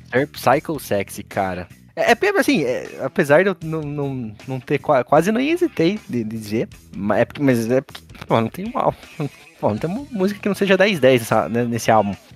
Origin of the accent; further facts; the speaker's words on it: Colombo, Paraná, Brazil; eu nasci e cresci em Colombo